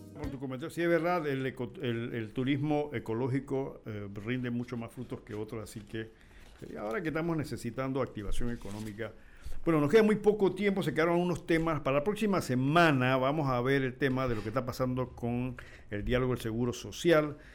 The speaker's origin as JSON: {"language": "Spanish", "town": "La Chorrera", "region": "Panamá Oeste", "country": "Panama", "said": "mi pueblo donde la chorrera"}